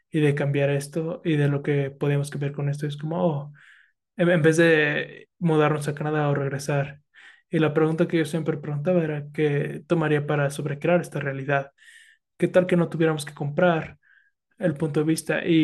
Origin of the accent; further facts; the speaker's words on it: Philippines; Spanish is a second language; También los filipinos. También soy filipina, entonces.